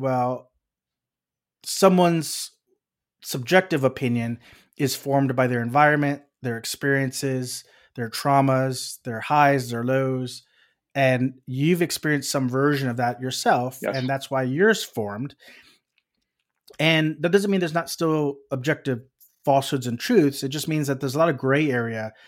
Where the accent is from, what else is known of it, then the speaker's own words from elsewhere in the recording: Texas, United States; moved away; we're from Texas